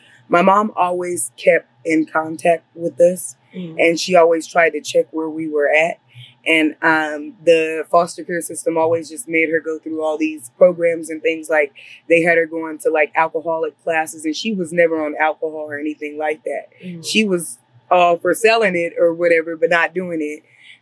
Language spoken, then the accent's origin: English; Los Angeles, California, United States; I grew up in LA. I was born in Los Angeles. I grew up in the South Central